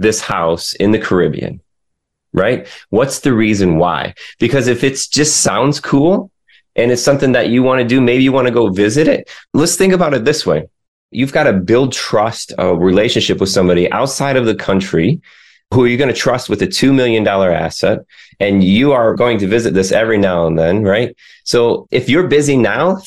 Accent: Michigan, United States; now in the Carolinas, United States; I grew up in Michigan

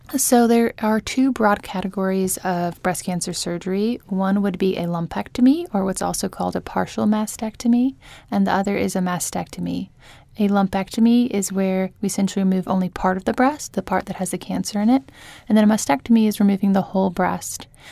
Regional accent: Tulsa, Oklahoma, United States; moved away as an adult; also born or lived in Jacksonville, Florida / Charlotte, North Carolina; now in New Orleans, United States; I grew up in Tulsa, Oklahoma, but I, um, spent most of my adult life in Jacksonville, Florida

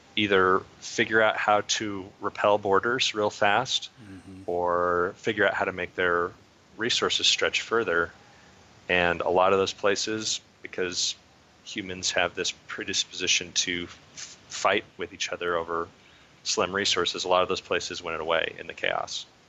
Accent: Idaho, United States; I'm from Idaho

